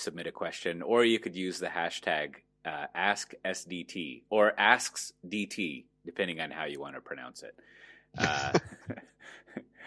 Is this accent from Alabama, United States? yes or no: no; Texas, United States; I'm from Texas